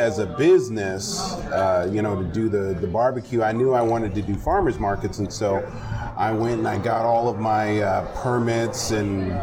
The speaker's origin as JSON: {"language": "English", "town": "Aurora", "region": "Colorado", "country": "United States", "tie": "born or raised there", "also_born_or_lived": "Lake City, South Carolina", "moved": "yes", "said": "I grew up in Aurora, Colorado"}